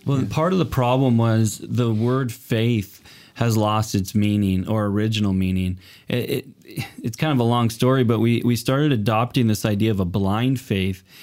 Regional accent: Portland, Oregon, United States; moved away as an adult; also born or lived in Los Angeles, United States; now in Canada; I'm originally from Portland, Oregon, came up here

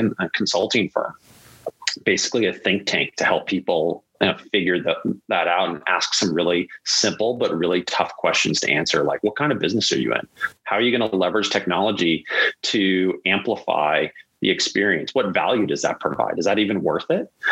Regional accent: the Bay Area, California, United States; grew up in the Bay Area as a kid.

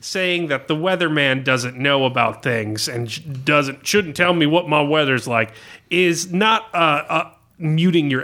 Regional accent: United States; I'm as American

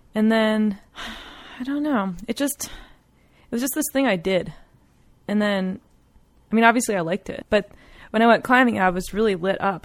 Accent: East Coast, United States; moved away as an adult; also born or lived in Colorado; I was from the East Coast

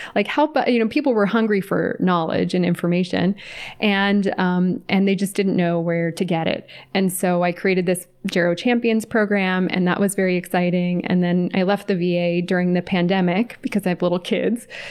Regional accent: California, United States; moved away as an adult; now in Atlanta, United States; I was raised in California and then moved to Atlanta, where I live now

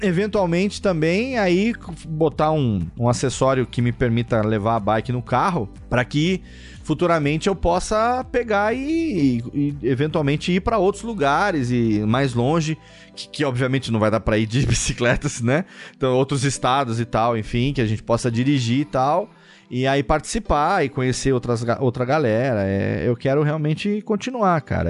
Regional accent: Serra Negra, São Paulo, Brazil; eu não pretendo sair daqui de Serra Negra mais nessa vida, a não ser para trabalhar e voltar. Então, é, eu quero continuar morando aqui sempre, é minha terra natal

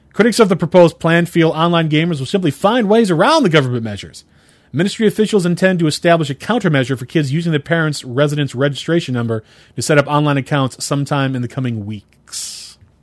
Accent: Cleveland, Ohio, United States; I'm from Cleveland

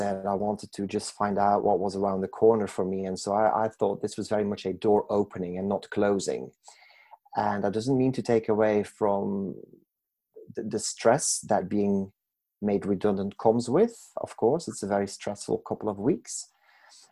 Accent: Belgium; moved away as an adult; I was born and raised in Belgium

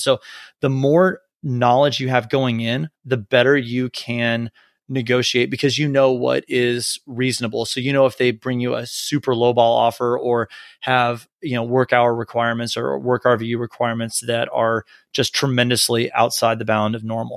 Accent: Texas, United States; also born or lived in North Carolina; I grew up in Texas

